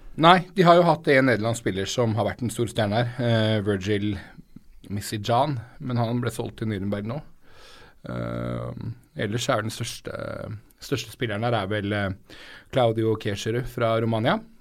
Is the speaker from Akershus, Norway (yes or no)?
yes; Romerike, Akershus, Norway; jeg vokste opp på Romerike